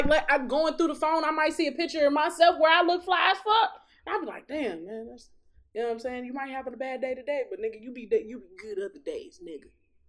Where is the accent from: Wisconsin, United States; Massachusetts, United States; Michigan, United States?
Michigan, United States; Detroit; I am from Detroit.